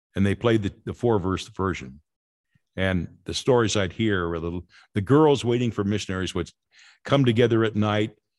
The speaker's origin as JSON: {"language": "English", "town": "Los Angeles", "region": "California", "country": "United States", "tie": "born or raised there", "said": "Growing up in Los Angeles"}